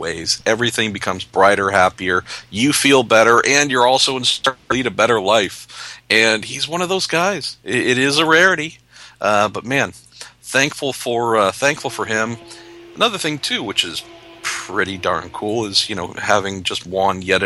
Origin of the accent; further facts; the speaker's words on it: United States; as someone who's grown up and only grown up in America